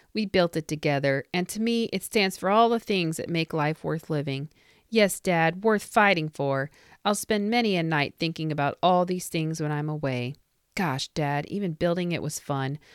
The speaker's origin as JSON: {"language": "English", "region": "Indiana", "country": "United States", "said": "this is an Indiana company. Well, there you go. My home state."}